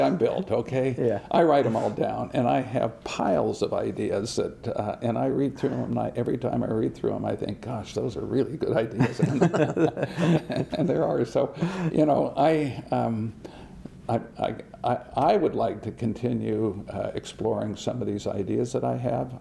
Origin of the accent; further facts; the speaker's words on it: West Lafayette, Indiana, United States; also born or lived in Utah / San Diego, California / Massachusetts; I grew up in West Lafayette